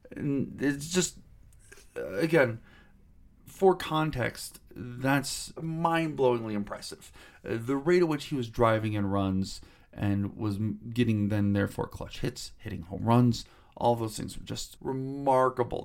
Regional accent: Cleveland, Ohio, United States; I grew up in Cleveland, Ohio

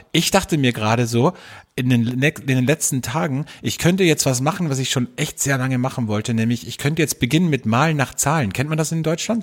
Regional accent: Austria; bei uns in Österreich

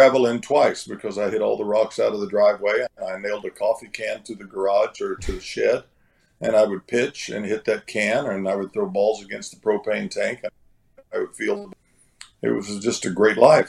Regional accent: Oklahoma, United States; I'm a kid from Oklahoma. I grew up in a town of 600 people

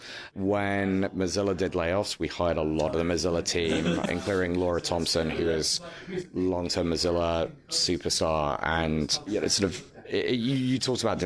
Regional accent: United Kingdom; as a Brit

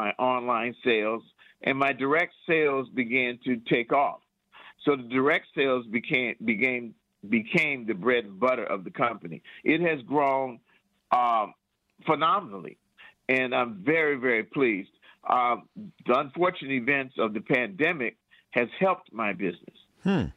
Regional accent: Detroit, Michigan, United States; also born or lived in Lansing; now in Detroit, United States; I'm from Detroit

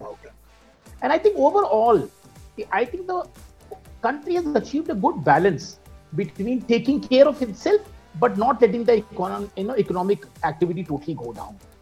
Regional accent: India; I'm part of corporate India or that I'm an Indian

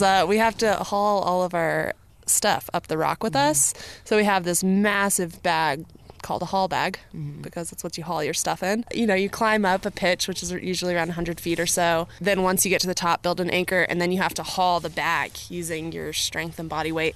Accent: Colorado, United States; also born or lived in North Carolina; So I was born in North Carolina and I moved to Colorado as a kid when I was around six years old

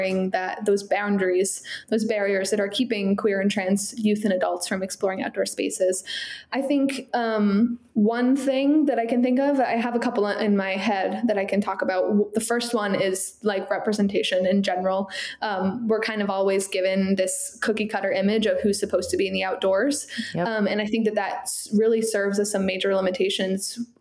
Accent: Southern Maine, United States; I grew up in Southern Maine

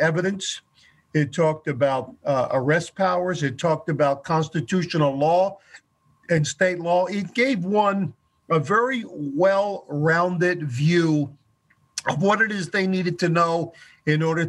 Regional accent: Chester, Pennsylvania, United States; moved away as an adult; also born or lived in Boston; now in Michigan, United States; I was born right outside of the city of Philadelphia in a place called Chester, Pennsylvania

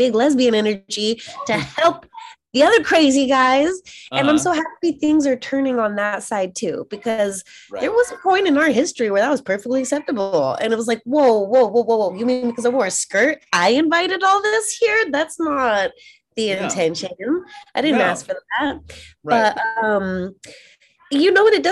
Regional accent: Utah, United States; now in Hollywood, United States; growing up in a place like Utah

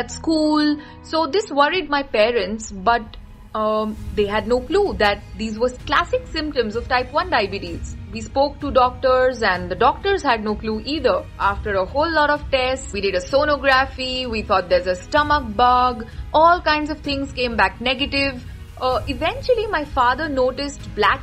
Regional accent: Mumbai and Pune, Maharashtra, India; I am from Mumbai and Pune.

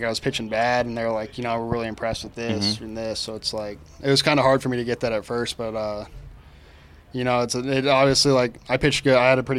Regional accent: Missouri, United States; moved away as an adult; I'm from Missouri. So we have a lot of family in Minnesota.

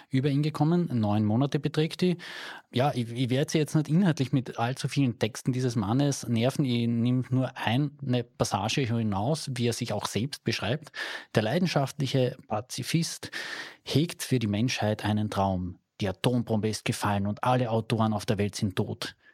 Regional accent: Carinthia, Austria; bei uns in Kärnten.

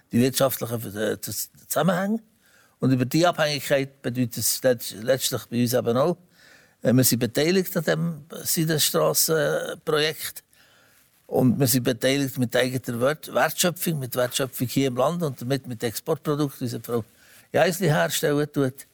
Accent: Switzerland; da kann man als Schweizer nur sagen

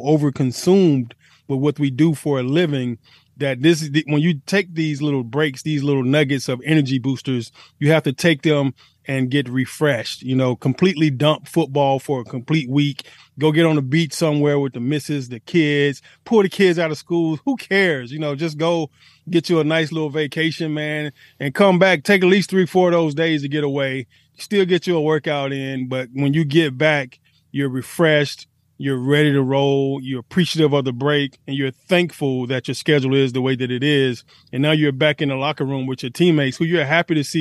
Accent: Atlanta, Georgia, United States; I'm from Atlanta, so we always say Shawty this, Shawty that.

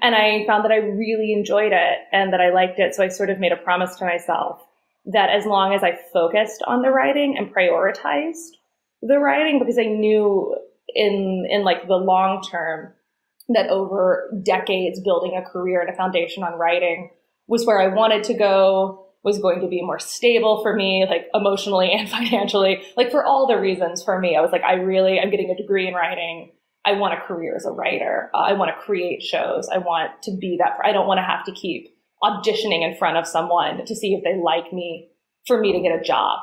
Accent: Chattanooga, Tennessee, United States; moved away; I grew up in Chattanooga in Tennessee

